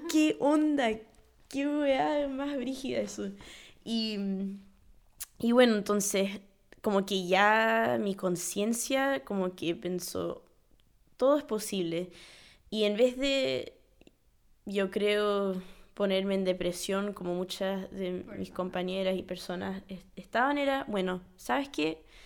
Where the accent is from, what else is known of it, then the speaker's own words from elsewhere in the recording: New York, United States; siendo primer generación nacida en Nueva York